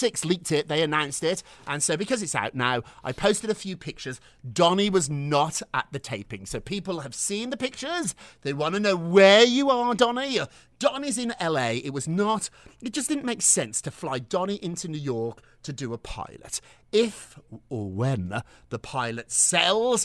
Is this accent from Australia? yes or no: no; Birmingham, West Midlands, United Kingdom; When I was growing up in Birmingham, England